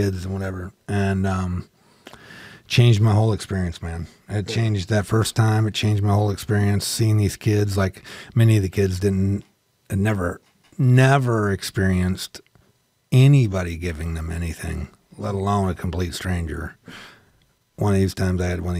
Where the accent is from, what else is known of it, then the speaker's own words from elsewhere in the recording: Jennings, Missouri, United States; also born or lived in Lincoln County, Missouri; I grew up in poverty and I grew up in Jennings and then moved out to Lincoln County